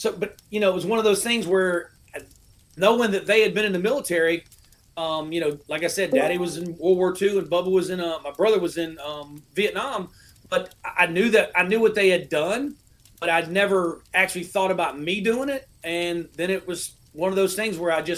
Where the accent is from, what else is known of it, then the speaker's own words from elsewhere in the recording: Panama City, Florida, United States; I'm from Panama City, Florida. Born and raised down there in Panama City